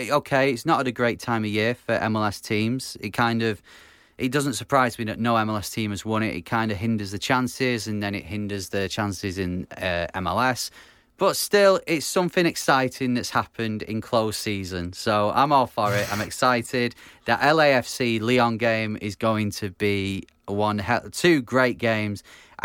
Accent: Manchester, North West England, United Kingdom; from Manchester.

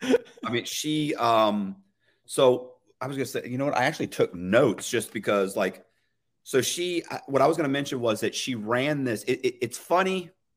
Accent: the South, United States; I was raised in the South. I was educated here.

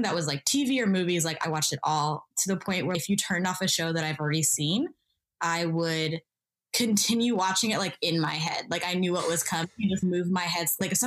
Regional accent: Kansas, United States; now in Los Angeles, United States; So I was born and raised in Kansas. I'm a first-generation Ethiopian-American

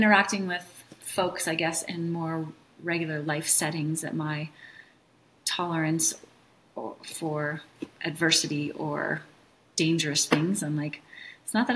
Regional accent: Minnesota, United States; when we were young, we grew up in Minnesota

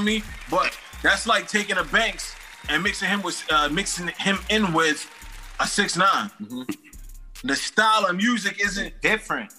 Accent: East Coast, United States; also born or lived in New York; I come from the East Coast. We both on the East Coast

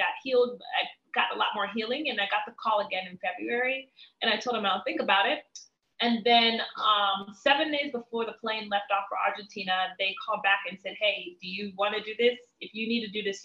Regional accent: DC, Maryland area, United States; moved away as an adult; also born or lived in Miami / Cameroon; me growing up in the Maryland area, DC, to me moving to Miami

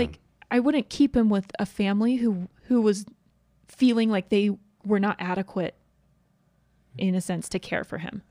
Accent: East Coast, United States; now in Utah, United States; I grew up on the East Coast

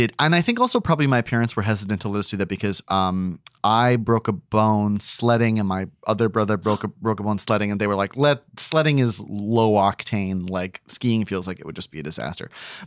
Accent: New Hampshire, United States; I grew up in New Hampshire, which is also, we grew up near a Gunstock ski resort, which was like the big thing.

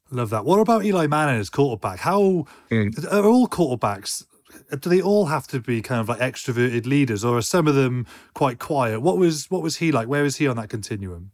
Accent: United Kingdom; as a Brit

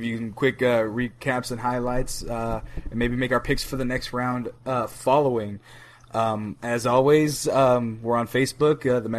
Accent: United States; but America is taking it all, because I'm from America.

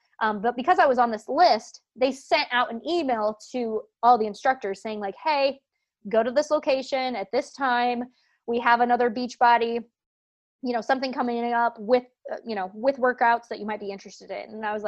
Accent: Lancaster, Pennsylvania, United States; I'm from Lancaster, PA. There is no way I can like get a hotel for a week, like right. in Manhattan, you know.

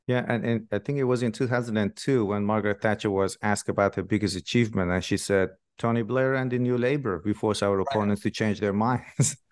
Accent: Shiraz, Fars, Iran; moved away; I'm from Shiraz myself originally in Iran

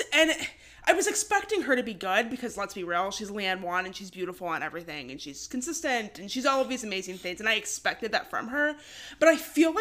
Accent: Michigan, United States; we're from Michigan

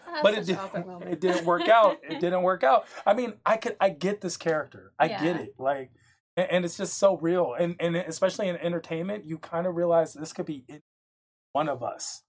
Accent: France; Part of my life, I grew up in France, and then mm-hmm. my brother is currently in Paris.

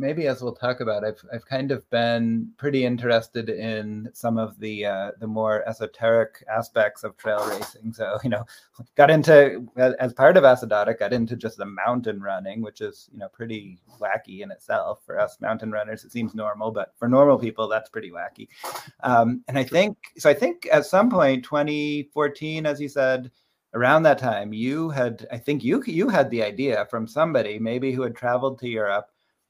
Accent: Littleton, New Hampshire, United States; growing up in Littleton, I was always over in the Crawford Notch, Bretton Woods area.

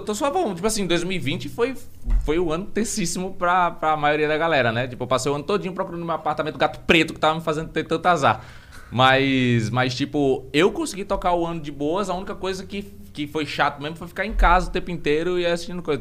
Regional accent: Maceió, Alagoas, Brazil; moved away as an adult; now in São Paulo, Brazil; eu venho de Maceió

